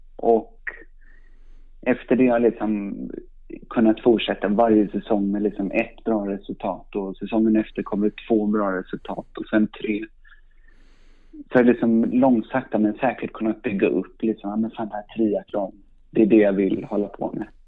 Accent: Stockholm, Stockholm County, Sweden; jag är uppvuxen i, uppvuxen i Stockholm, i Sandskobaden

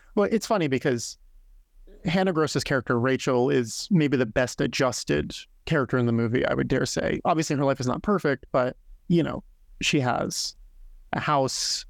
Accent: Fishkill, New York, United States; also born or lived in Hopewell Junction; I grew up in Fishkill and Hopewell Junction

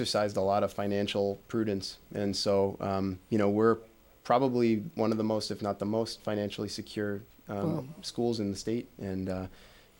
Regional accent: Midwest, United States; moved away; also born or lived in Michigan; coming from the Midwest

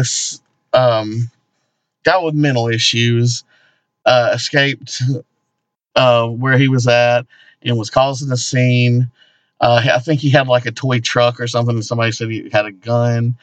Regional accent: the South, United States; We are inside the Bible Belt

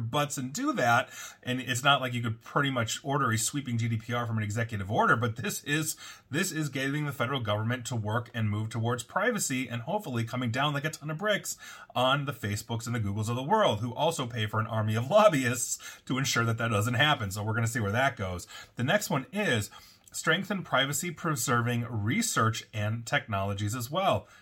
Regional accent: United States; citizens of the United States

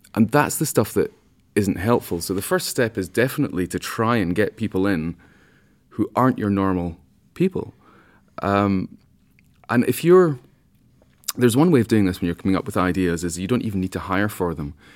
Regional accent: Scotland, United Kingdom; I'm a Scotsman

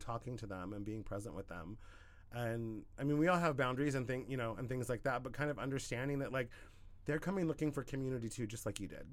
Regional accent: Southern Oregon, United States; moved away as an adult; I was in my hometown in Southern Oregon for like four years

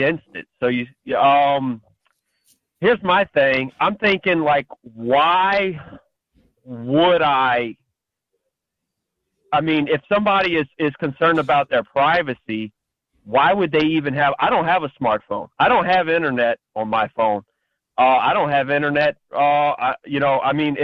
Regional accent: Louisiana, United States; I'm from Louisiana

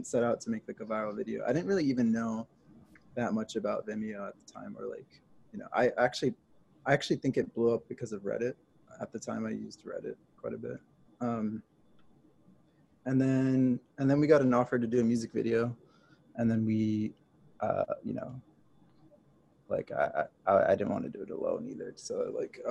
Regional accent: Japan; moved away; also born or lived in New York; I grew up in Japan, and then I went to SVA for film school

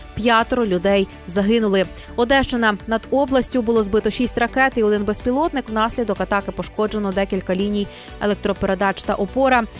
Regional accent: Ukraine; українці, ми незламні

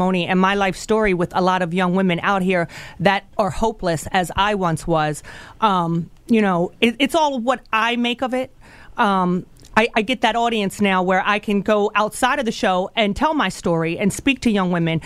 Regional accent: Baltimore, Maryland, United States; I grew up in East Baltimore City

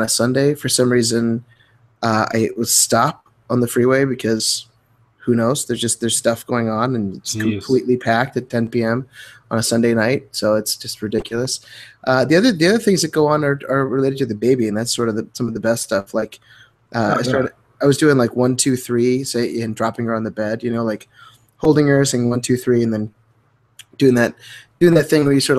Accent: Midwest, United States; we're both from the Midwest.

